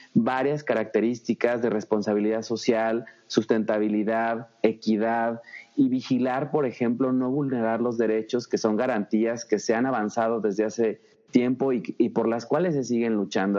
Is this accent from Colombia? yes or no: no; Zacatecas, Mexico; also born or lived in Guadalajara, Jalisco; Yo nací en mm, Guadalajara, Jalisco, aunque fui registrado en Ochistlán, Zacatecas. Soy zacatecano 100%.